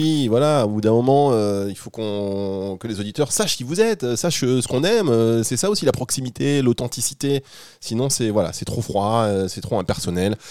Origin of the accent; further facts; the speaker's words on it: Dunkirk, Hauts-de-France, France; j'ai grandi à Dunkerque